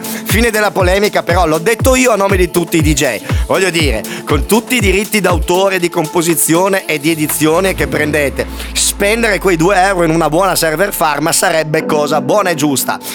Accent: Apulia, Italy; nel mio paese si dice una cosa che si può capire solamente in Puglia

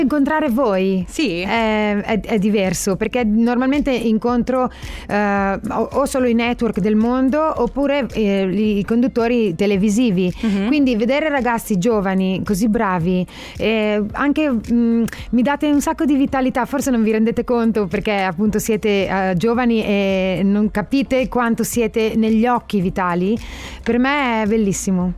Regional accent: Solarolo, Emilia-Romagna, Italy; nel comune dove io sono nata, a Solarolo

